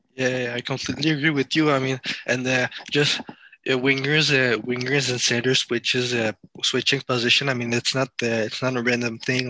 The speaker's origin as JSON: {"language": "English", "country": "France", "said": "I'm from France, and uh, my family is from France and Cameroon in Africa."}